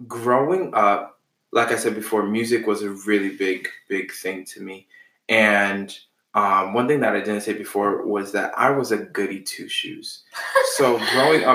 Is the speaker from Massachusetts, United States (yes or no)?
yes; Boston, Massachusetts, United States; I am from Boston. My family's originally from Haiti